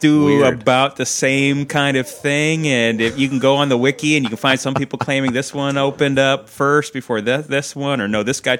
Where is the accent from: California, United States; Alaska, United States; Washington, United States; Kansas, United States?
Washington, United States; Seattle; growing up in Seattle